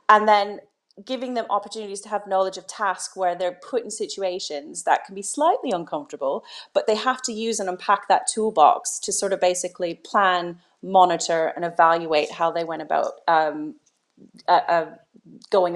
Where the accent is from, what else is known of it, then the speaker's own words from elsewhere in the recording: Canada; moved away as an adult; now in United Kingdom; I'm originally from Canada, so I did all my teacher training in Canada